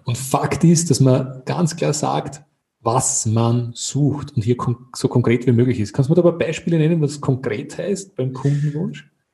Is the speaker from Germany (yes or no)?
no; Austria; als Österreicher